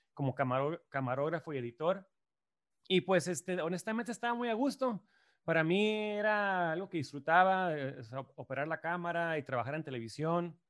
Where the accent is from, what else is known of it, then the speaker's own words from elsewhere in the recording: Tijuana, Baja California, Mexico; also born or lived in Chula Vista, California, United States / Ann Arbor, Michigan, United States / New York, United States / Los Angeles, United States; yo crecí en San Diego y Tijuana, ¿no? Específicamente en Chulavista. O sea que soy aquí eh, de la frontera, ¿no? Yo siempre viví en Tijuana hasta los 18 años, pero iba a la escuela en Chulavista